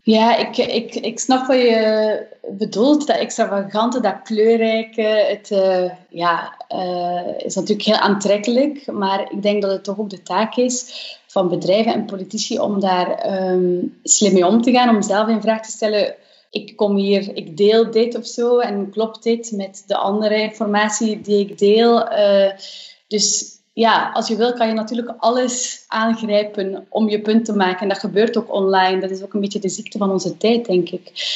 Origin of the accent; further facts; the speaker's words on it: Flanders, Belgium; bij ons in Vlaanderen